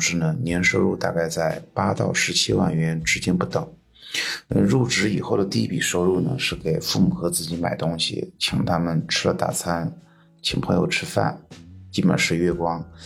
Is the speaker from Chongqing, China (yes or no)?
no; Sichuan, China; 我来自四川，在成都和周边的一个城市之间交替工作